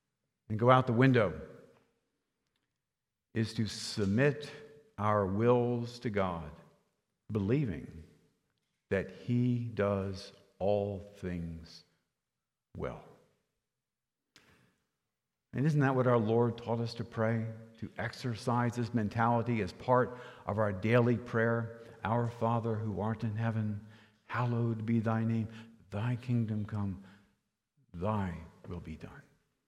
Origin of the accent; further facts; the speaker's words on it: Rehoboth Beach, Delaware, United States; I'm from Rehoboth Beach, a town in Lower Delaware, and I worked as a busboy in a restaurant there